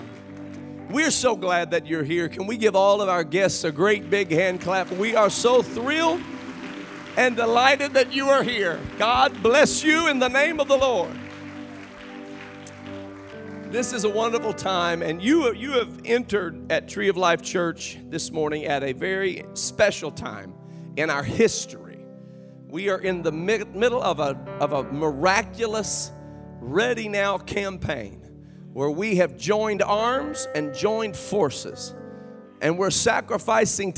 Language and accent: English; Kokomo, Indiana, United States; Brother Kuntzman and I grew up together in Kokomo, Indiana